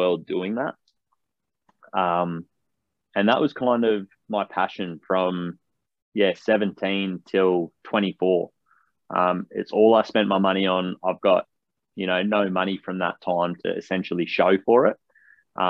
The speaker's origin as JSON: {"language": "English", "town": "Canberra", "region": "Australian Capital Territory", "country": "Australia", "tie": "born or raised there", "also_born_or_lived": "Batemans Bay, New South Wales", "said": "born and bred in Canberra, the Australian capital. It's always been home to me."}